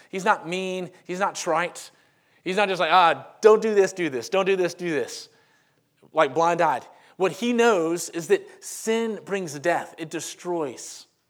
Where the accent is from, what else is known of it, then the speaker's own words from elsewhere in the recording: Monroe, Louisiana, United States; also born or lived in Crestwood; now in Homewood, United States; I am from Monroe, Louisiana, and that is the home of Duck Dynasty. But I grew up, um, I'm in my mid-thirties